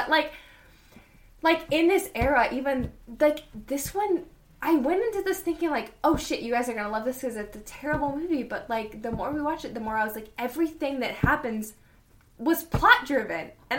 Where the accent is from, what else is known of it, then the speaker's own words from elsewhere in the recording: the South, United States; as a Southerner